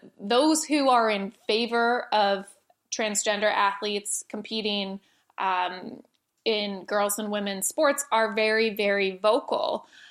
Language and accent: English; Connecticut, United States; I grew up in Connecticut playing sports year-round, all different sports, soccer, lacrosse, gymnastics